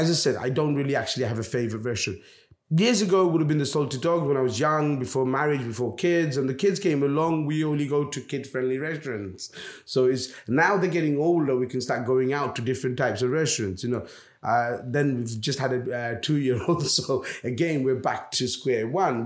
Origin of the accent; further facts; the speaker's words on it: London, United Kingdom; also born or lived in Bangladesh; now in Jersey; I come from London.